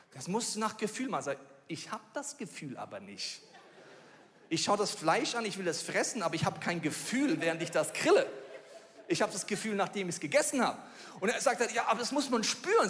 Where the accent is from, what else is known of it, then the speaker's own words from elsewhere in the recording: Bavaria, Germany; obwohl ich in Bayern aufgewachsen bin